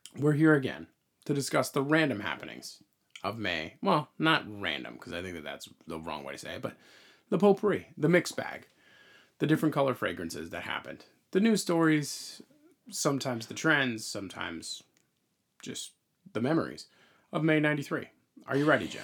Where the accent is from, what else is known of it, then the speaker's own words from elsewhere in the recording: Long Island, New York, United States; we grew up on Long Island